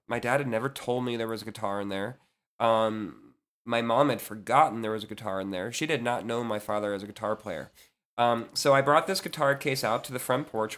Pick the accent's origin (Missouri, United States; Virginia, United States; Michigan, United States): Virginia, United States; Leesburg; I grew up in Leesburg, Virginia